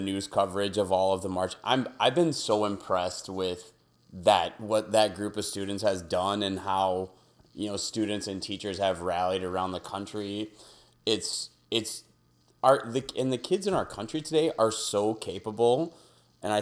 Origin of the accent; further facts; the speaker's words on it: Wisconsin, United States; moved away as an adult; also born or lived in Houston, Texas / Minneapolis-St. Paul, Minnesota; I grew up in Wisconsin.